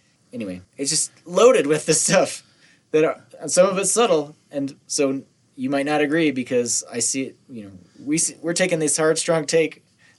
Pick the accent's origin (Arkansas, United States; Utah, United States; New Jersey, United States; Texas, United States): Utah, United States; Nephi; we've talked about our growing up in Nephi